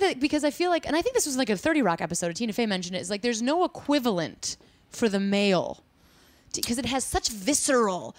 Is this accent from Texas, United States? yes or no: no; Chicago, Illinois, United States; we're from Chicago